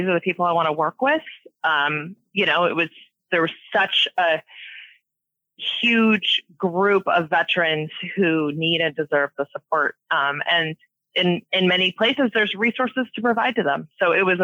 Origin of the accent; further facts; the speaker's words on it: Washington, United States; I've been here my whole life